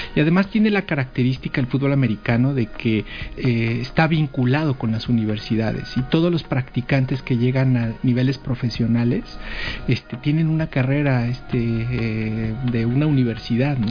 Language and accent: Spanish; Mexico City, Mexico; yo soy eh, originario de la Ciudad de México